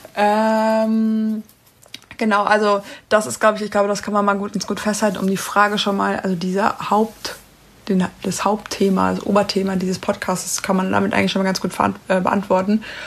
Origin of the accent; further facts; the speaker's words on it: Ruhr area, North Rhine-Westphalia, Germany; ich komme aus dem Pott